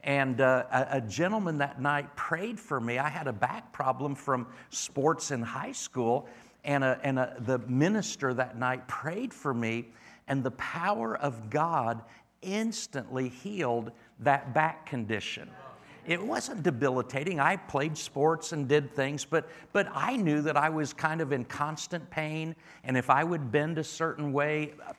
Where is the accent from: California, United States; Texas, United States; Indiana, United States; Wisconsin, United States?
Indiana, United States; be back in the Midwest. I'm from North Central Indiana originally.